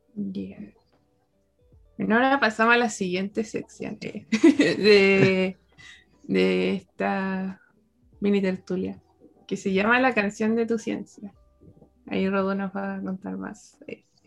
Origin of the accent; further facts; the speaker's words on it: Santiago, Santiago Metropolitan Region, Chile; yo soy de Santiago